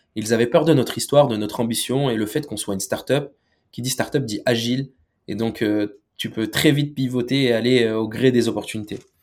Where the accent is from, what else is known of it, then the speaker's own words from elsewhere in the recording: France; Nous, on est né en France, on est français